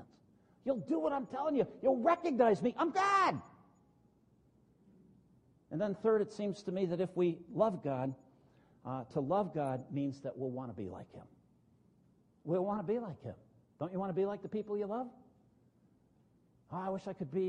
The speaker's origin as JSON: {"language": "English", "region": "northern New Jersey", "country": "United States", "tie": "born or raised there", "said": "When I grew up in New Jersey, northern New Jersey"}